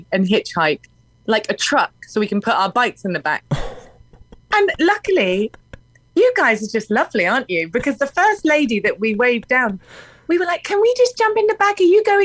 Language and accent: English; England, United Kingdom; moved away as an adult; now in Nashville, United States; I am English